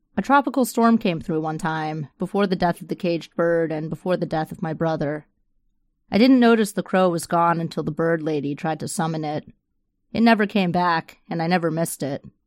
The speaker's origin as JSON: {"language": "English", "region": "the Florida Panhandle", "country": "United States", "tie": "born or raised there", "also_born_or_lived": "Chula Vista, California / San Diego, California", "moved": "yes", "lives_now": "Tampa, United States", "said": "I'd been running from Florida all my life since I grew up in the Panhandle."}